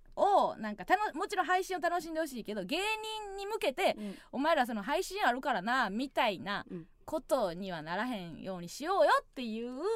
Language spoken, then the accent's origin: Japanese; Osaka, Japan; 地元大阪関西での知名度を上げるべく